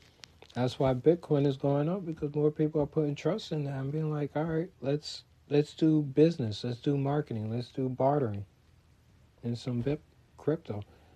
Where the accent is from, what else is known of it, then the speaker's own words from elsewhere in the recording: United States; …, because I'm from America.